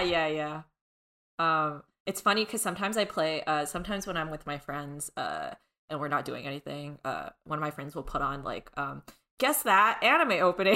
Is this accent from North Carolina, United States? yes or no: no; Southern California, United States; I am born and raised in Southern California